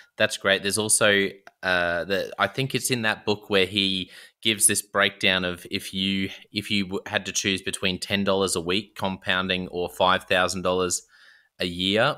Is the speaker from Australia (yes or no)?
yes; Australia; being an Aussie